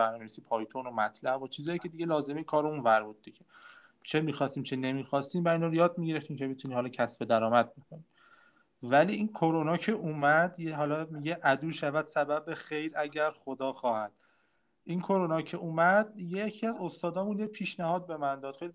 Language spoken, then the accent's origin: Persian; Hamadan Province, Iran; همدانی همدانی